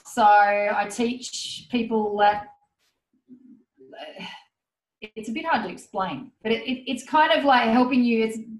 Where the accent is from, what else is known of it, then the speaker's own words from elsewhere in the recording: Goulburn, New South Wales, Australia; No, I'm in my hometown at the moment.